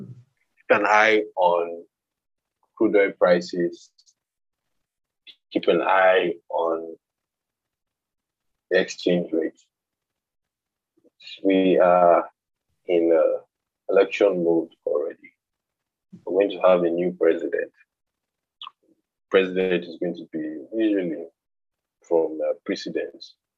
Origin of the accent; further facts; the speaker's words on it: Nigeria; You need to brace up for that as a Nigerian.